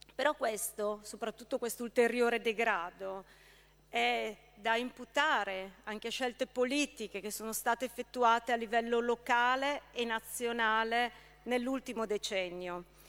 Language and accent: Italian; Brescia, Lombardy, Italy; Io da bresciana